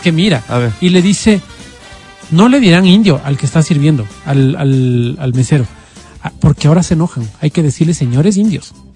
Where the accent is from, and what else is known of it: Quito, Pichincha, Ecuador